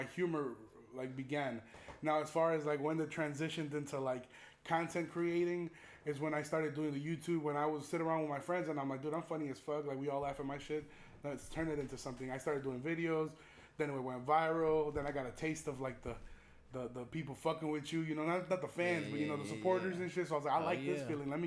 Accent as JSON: {"language": "English", "town": "Chicago", "region": "Illinois", "country": "United States", "tie": "born or raised there", "said": "growing up in Chicago"}